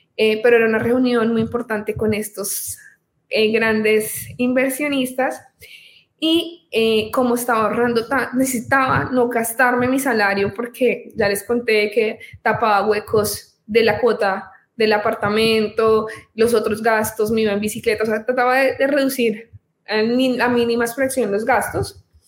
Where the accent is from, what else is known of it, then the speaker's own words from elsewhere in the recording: Colombia; soy colombiana, tengo 28 años, soy abogada en, este país